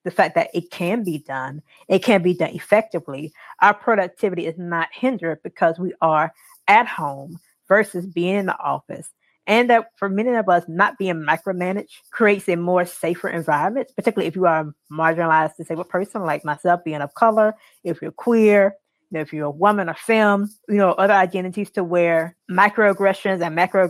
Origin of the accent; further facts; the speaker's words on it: South Carolina, United States; I am from South Carolina